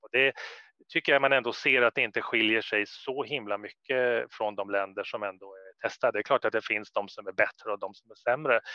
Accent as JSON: {"language": "Swedish", "country": "Sweden", "moved": "as an adult", "said": "jag är ju svensk och jag kommer tillbaka till mitt land, Sverige"}